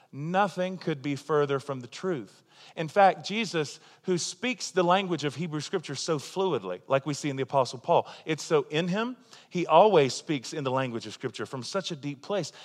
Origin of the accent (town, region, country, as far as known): United States; also born or lived in Tulsa, Oklahoma